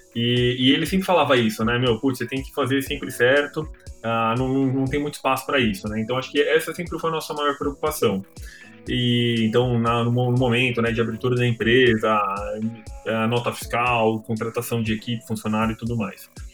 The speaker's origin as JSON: {"language": "Portuguese", "town": "Santo André", "region": "São Paulo", "country": "Brazil", "tie": "born or raised there", "said": "eu morei minha vida inteira em Santo André"}